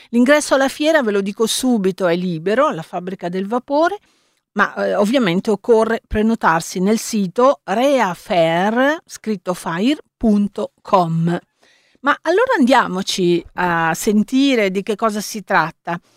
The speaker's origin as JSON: {"language": "Italian", "country": "Turkey", "second_language": "Italian", "said": "Sono turca."}